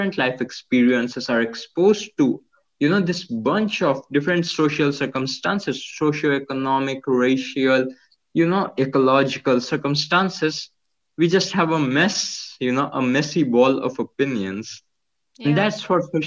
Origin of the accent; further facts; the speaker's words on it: Jajpur, Odisha, India; now in Bhubaneswar, India; I'm in Bhubaneswar. It's the capital of Odisha, which obviously is a state in India. And my childhood has been in an industrial town called Jajpur that's 100 kilometers away